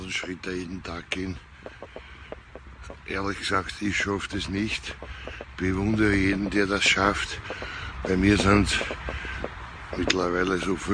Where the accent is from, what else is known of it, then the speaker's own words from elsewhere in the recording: North Rhine-Westphalia, Germany; Also ich würde mal so sagen, als Westfale würde ich ja, wenn ich sowas in der Nachbarschaft organisieren würde, fände ich gegen Bier nicht so viel einzuwenden